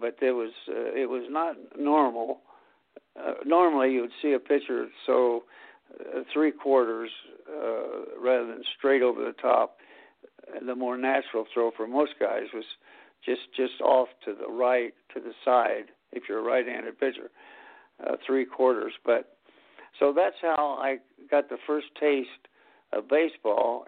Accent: Anderson, Indiana, United States; as a kid in Anderson, Indiana

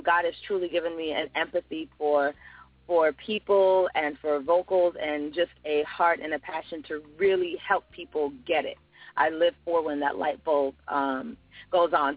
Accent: Fort Lauderdale, Florida, United States; also born or lived in United Kingdom; I'm actually from the UK. I was raised in Fort Lauderdale, Florida

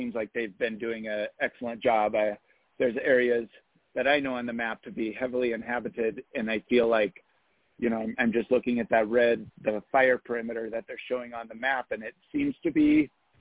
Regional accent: Yosemite Valley, California, United States; I was born in Yosemite Valley and have lived there my entire life, and I'm 48

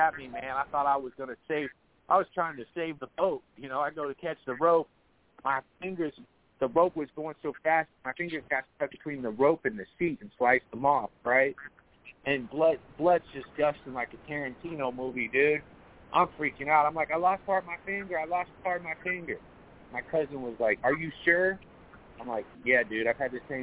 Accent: Ohio, United States; moved away as an adult; also born or lived in Los Angeles, California; I'm from Ohio

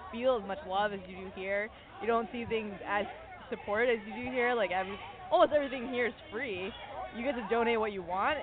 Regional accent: northern suburbs of Chicago, Illinois, United States; I'm from the northern suburbs of Chicago

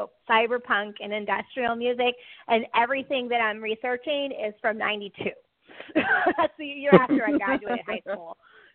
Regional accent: California, United States; accent: Valley Girl; I got that Valley Girl lilt from my growing up in California. So I still say hella

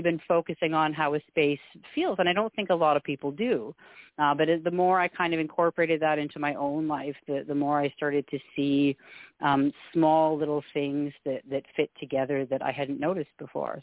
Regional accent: Canada; also born or lived in Alberta; We're we're a Scottish family. I'm I'm first generation Canadian

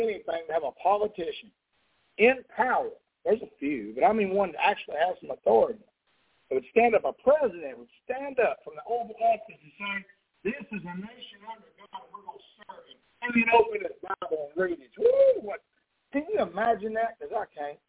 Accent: Texas, United States; moved away; here in my hometown

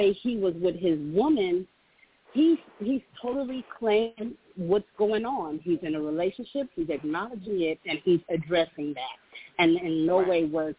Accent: California, United States; now in Dallas, United States; I live in Texas. I'm from California.

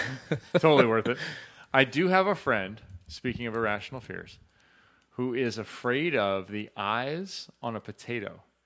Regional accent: Chicago, Illinois, United States; growing up in Chicago

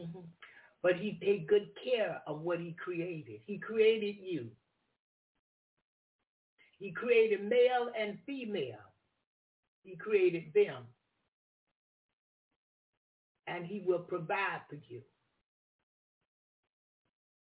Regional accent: the South, United States; I'm from the South

